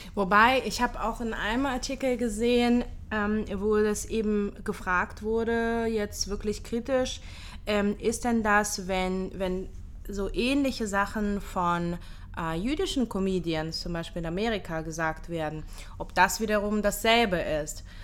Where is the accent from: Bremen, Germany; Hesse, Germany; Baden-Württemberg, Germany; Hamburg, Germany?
Hamburg, Germany; moved away as an adult; also born or lived in Ukraine; now in Israel; ich bin äh, in der Ukraine geboren, mit zehn Jahren nach Deutschland ausgewandert, in Hamburg aufgewachsen